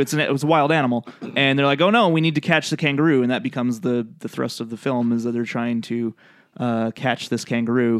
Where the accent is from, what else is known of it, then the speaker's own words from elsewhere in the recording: Canada; I'm Canadian